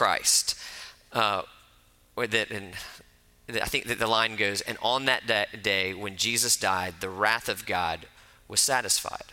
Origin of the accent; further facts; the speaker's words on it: Florida, United States; I grew up in Florida